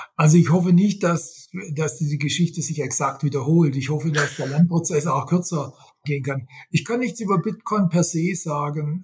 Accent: Swabia, Baden-Württemberg, Germany; accent: Swabian; first language Swabian; gebürtiger Schwabe. Äh, ich kann nur, ich kann nur Schwäbisch.

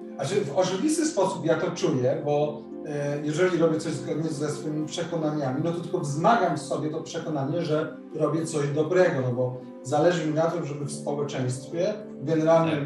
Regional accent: Warsaw, Masovian Voivodeship, Poland; u nas w Warszawie

